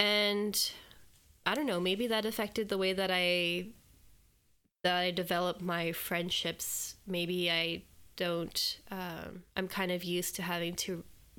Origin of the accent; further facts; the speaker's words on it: Alberta, Canada; also born or lived in Lloydminster / British Columbia / Edmonton; It's hard to say when I say like I'm from Alberta, because our family moved a little bit when we were growing up. I was born in Lloydminster, which is between 2 provinces in Canada.